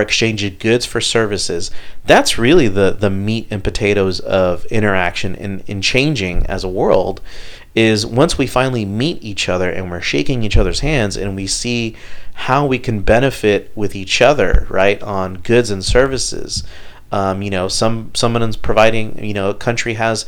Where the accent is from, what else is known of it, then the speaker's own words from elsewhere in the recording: Houston, Texas, United States; Growing up here in Houston